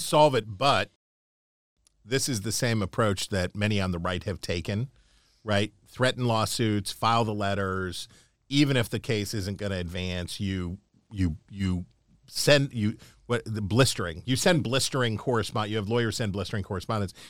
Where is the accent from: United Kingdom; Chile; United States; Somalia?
United States; Appalachia; now in Washington, D.C., United States; I can say this as an Appalachian American